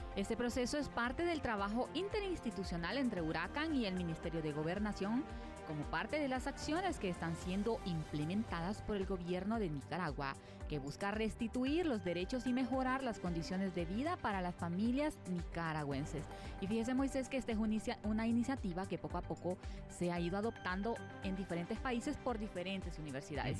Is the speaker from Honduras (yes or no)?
yes; Honduras; first language Spanish